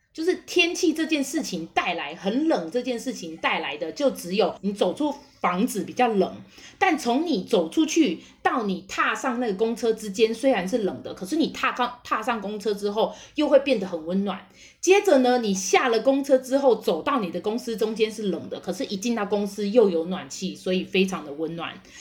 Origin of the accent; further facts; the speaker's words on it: Taiwan; 我们台湾人还是没有习惯